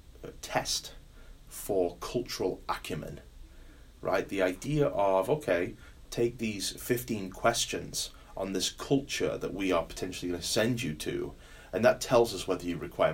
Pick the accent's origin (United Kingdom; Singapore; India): United Kingdom; now in United States; Being British